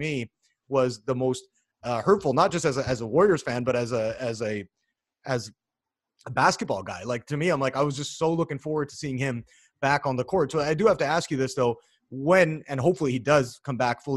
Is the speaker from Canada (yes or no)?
yes; Canada; I'm Canadian